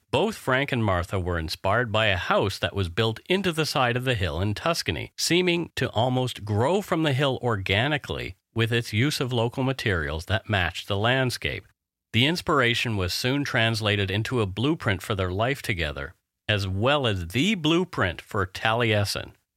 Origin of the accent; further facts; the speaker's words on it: Canada; We are ordinary Canadian schmucks